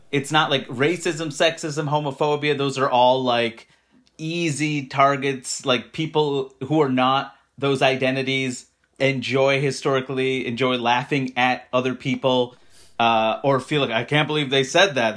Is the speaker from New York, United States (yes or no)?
yes; New York City, New York, United States; I grew up in Queens, New York